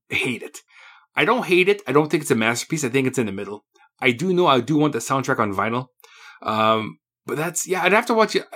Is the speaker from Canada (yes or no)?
yes; Canada; I'm Canadian